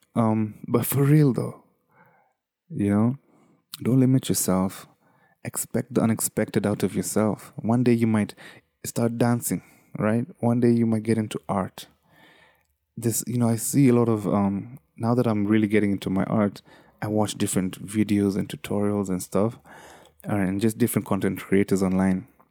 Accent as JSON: {"language": "English", "country": "Kenya", "said": "as a Kenyan, you know, as a third, third worldian"}